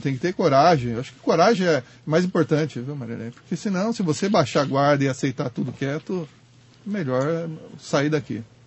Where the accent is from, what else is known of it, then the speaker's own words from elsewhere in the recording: Brazil; como brasileiro